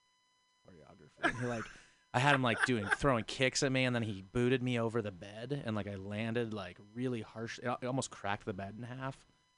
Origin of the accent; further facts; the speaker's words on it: Gig Harbor, Washington, United States; also born or lived in Ellensburg, Washington; Gig Harbor, Washington, a little town south of Tacoma, Washington, which is a little south of Seattle.